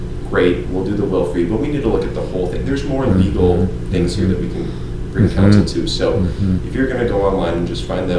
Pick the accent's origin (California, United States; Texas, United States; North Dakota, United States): North Dakota, United States; moved away; I come from North Dakota